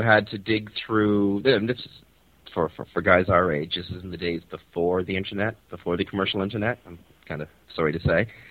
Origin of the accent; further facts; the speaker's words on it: Toronto, Ontario, Canada; beautiful Toronto, Canada, uh, my hometown and the place where I'm currently residing.